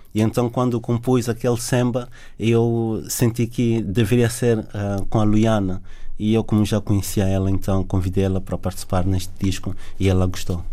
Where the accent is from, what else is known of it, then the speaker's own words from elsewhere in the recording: Luanda, Luanda Province, Angola; also born or lived in south of Angola / Sumbe; now in Portugal; nasci no Sul, mas cresci em, em Luanda